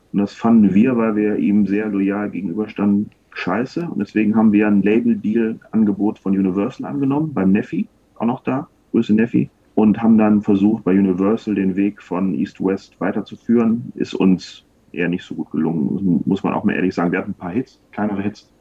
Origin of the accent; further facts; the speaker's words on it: Wuppertal, North Rhine-Westphalia, Germany; ich komme ja aus Wuppertal